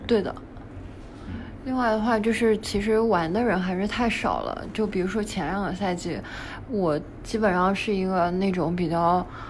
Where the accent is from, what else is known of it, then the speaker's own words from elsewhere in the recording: China; 我们中国人